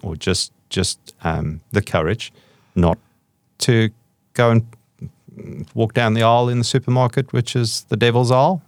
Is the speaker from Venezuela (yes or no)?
no; South Africa; I was brought up in South Africa